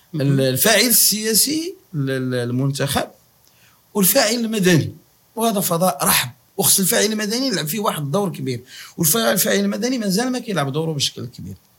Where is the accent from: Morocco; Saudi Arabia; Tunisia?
Morocco; كمغاربه مسلمين